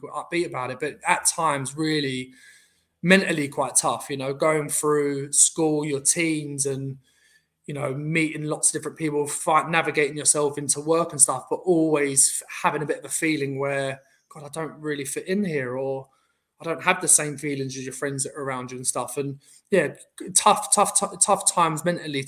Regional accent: London, United Kingdom; I'm obviously from Southeast London

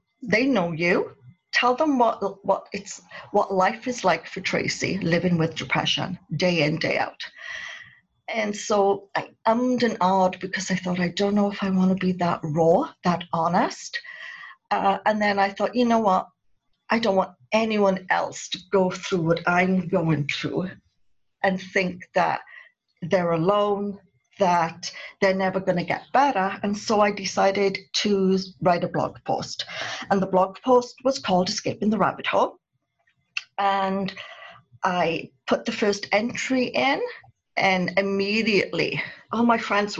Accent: United Kingdom; moved away; I'm a Brit. And so we always have to look our best whenever we go out. That's something we were brought up to do as children

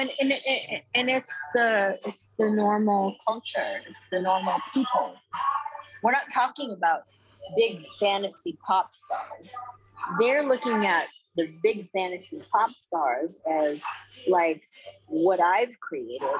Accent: Philippines; moved away; I grew up in the Philippines

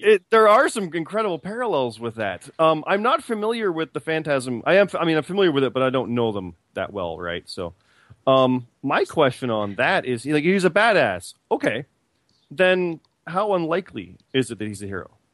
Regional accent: Canada; I'm also Canadian

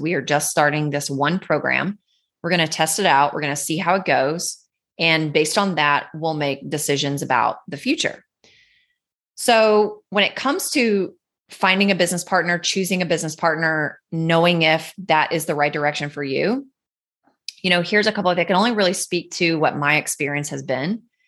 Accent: North Carolina, United States; Where I grew up in North Carolina, there's the Blue Ridge Parkway

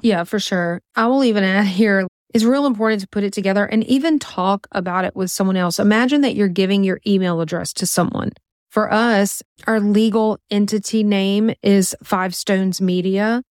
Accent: Louisiana, United States; we're from Louisiana

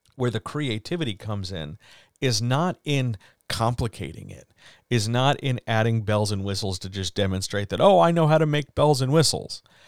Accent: East Coast, United States; Growing up on the East Coast

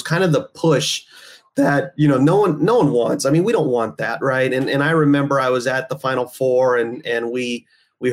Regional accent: Oxnard, California, United States; I was born and raised in Oxnard, California

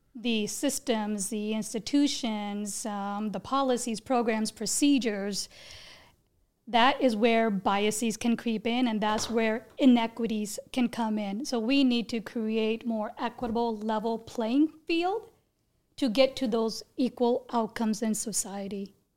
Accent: India; I was born in India

